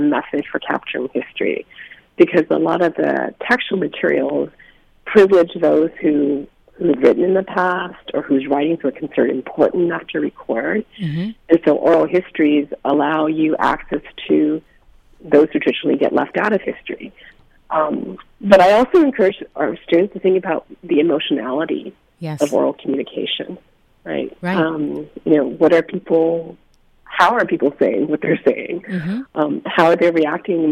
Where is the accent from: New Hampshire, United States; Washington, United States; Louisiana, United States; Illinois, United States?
Washington, United States; Spokane; moved away; I grew up in Spokane, and I have a great affection for the Pacific Northwest.